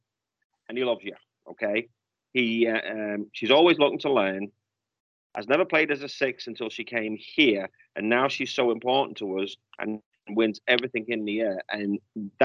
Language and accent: English; United Kingdom; moved away; being fellow Brits